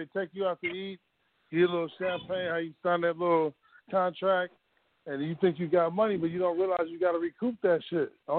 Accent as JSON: {"language": "English", "town": "Richmond", "region": "California", "country": "United States", "tie": "born or raised there", "said": "all because of my grandmama grew up down there, but I grew up in Hilltop, though"}